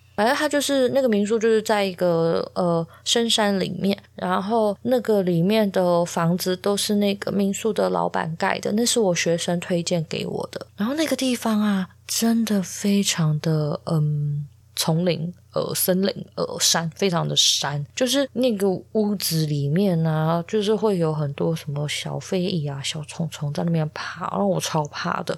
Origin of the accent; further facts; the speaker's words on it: Taichung, Taiwan; 因为我是台中人嘛